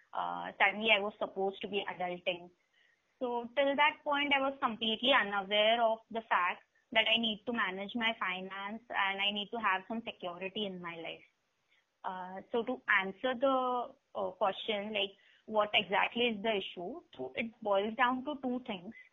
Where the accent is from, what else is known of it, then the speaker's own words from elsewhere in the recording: Mumbai, Maharashtra, India; I'm from Mumbai